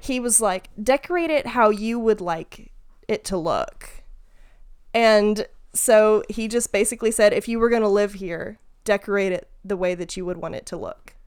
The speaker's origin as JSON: {"language": "English", "region": "Mississippi", "country": "United States", "tie": "born or raised there", "said": "You and I grew up in Mississippi"}